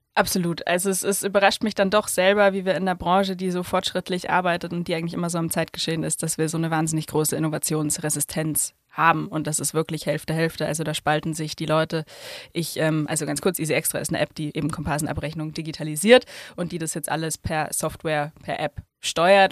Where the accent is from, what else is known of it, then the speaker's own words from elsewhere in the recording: Hof, Bavaria, Germany; moved away; ich bin ja in Hof in Oberfranken aufgewachsen